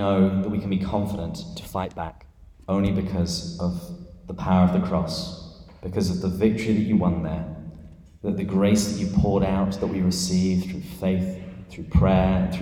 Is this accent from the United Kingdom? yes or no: yes; England, United Kingdom; moved away as an adult; now in San Diego, United States; this is not a San Diegan accent. I am from England, but I've lived here for, I think, about 12 years now